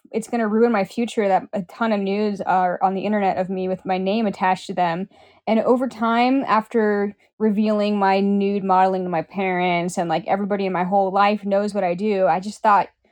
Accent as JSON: {"language": "English", "region": "Pacific Northwest", "country": "United States", "said": "I'm from the Pacific Northwest"}